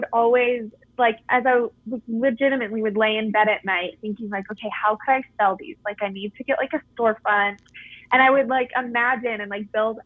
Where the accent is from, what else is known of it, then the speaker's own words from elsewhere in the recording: Provo, Utah, United States; I grew up in Provo, Utah.